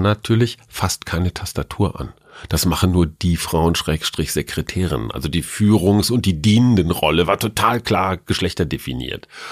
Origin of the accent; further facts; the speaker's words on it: Münster, North Rhine-Westphalia, Germany; als Münsteraner